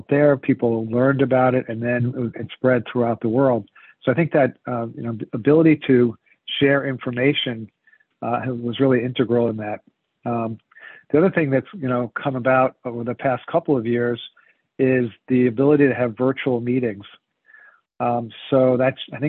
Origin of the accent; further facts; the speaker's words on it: United States; moved away as an adult; also born or lived in Princeton, New Jersey / San Francisco, California; now in Rhode Island, United States; I grew up just outside of New York City